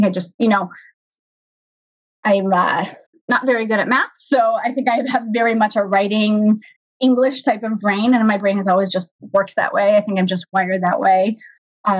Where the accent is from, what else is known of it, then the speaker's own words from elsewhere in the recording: Los Angeles, California, United States; first language Hebrew; English is a second language; now in Northern California, United States; it was really very much a first generation experience growing up in Los Angeles.